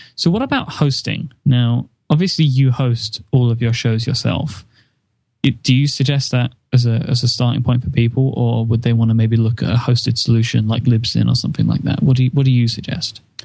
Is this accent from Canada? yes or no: no; United Kingdom; I'm British